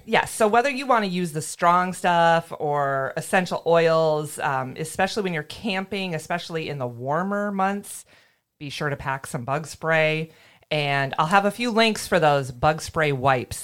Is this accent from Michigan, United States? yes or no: yes; Michigan, United States; I grew up camping in Michigan.